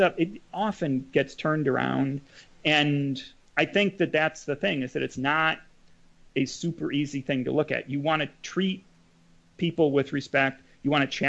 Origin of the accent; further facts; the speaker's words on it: Madison, Wisconsin, United States; I grew up in Madison again, son of a professor